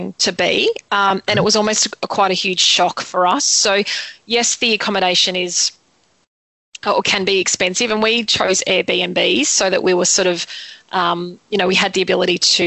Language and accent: English; Australia; we're from Australia